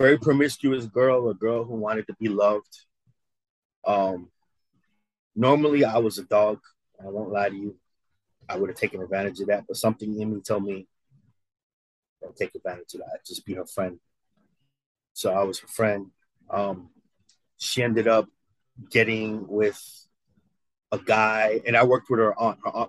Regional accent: New York, United States; moved away as an adult; now in Missouri, United States; I was from New York

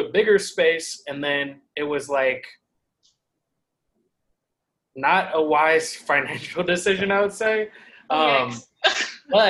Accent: Seattle, Washington, United States; moved away as an adult; also born or lived in Virginia; now in New York City, United States; I'm from Seattle

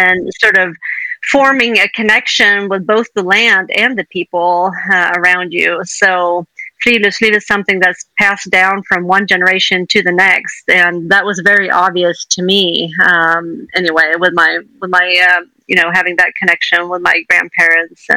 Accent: Sweden; moved away as an adult; also born or lived in Indiana, United States / Montana, United States; I grew up in Sweden, lived here until I was in my 20s

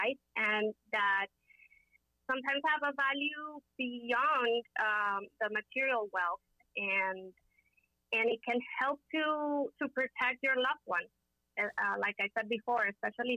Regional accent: Caracas, Capital District, Venezuela; moved away as an adult; also born or lived in Miami, United States; now in United States; I am originally from Caracas, Venezuela. I first became an attorney over there in Venezuela.

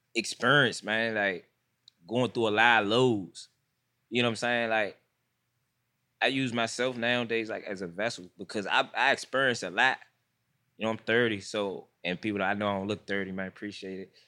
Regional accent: Washington, District of Columbia, United States; I'm from Washington, D C. I'm, I'm from Southeast

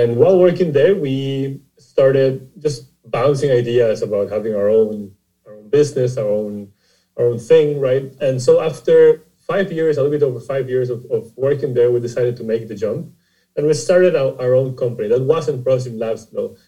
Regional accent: Costa Rica; I'm originally from Costa Rica, and the company is based in San Jose, Costa Rica.

